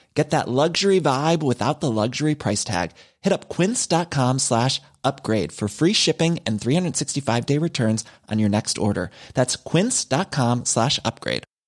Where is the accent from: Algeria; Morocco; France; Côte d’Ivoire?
France; Brittany; Alors moi je suis né en Bretagne, genre plein milieu de la Cambrousse, un bled de, 300 habitants, vraiment la, campagne quoi. Et euh, j'ai fait toute, ma, toute mon enfance là-bas jusqu'à mes 12 ans